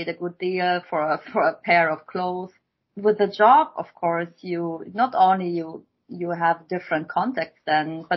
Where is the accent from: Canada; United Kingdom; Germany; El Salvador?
Germany; moved away as an adult; also born or lived in Shanghai, China; I came from Germany or from pretty much also this village lifestyle